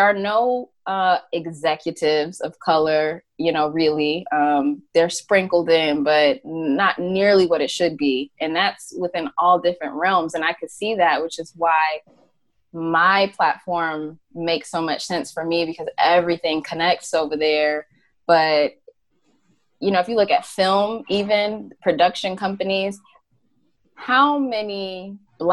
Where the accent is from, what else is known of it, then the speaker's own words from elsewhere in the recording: Atlanta, Georgia, United States; I'm from Atlanta, even though I wasn't born there